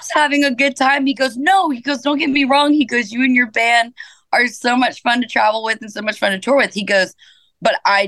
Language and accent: English; Georgia, United States; also born or lived in Powder Springs, Georgia / Kennesaw, Georgia / Marietta, Georgia / Hiram, Georgia; born and raised in Georgia.